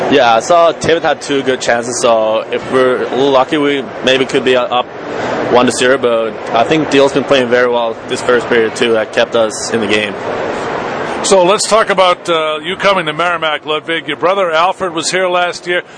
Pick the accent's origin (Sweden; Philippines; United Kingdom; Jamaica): Sweden; Malmö, Skåne; now in Boston, United States; in my hometown, it's actually soccer. That's the biggest sport. We have the best um, soccer team in Sweden, where I'm from